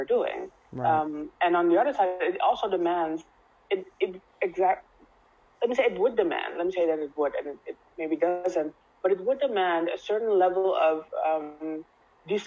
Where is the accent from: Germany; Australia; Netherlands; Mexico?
Netherlands; I was born and raised in the Netherlands